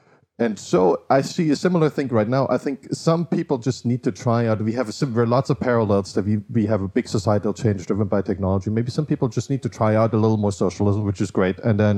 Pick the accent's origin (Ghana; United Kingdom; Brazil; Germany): Germany; eastern Germany; So I grew up in Eastern Germany, and I saw like one country that was the same split up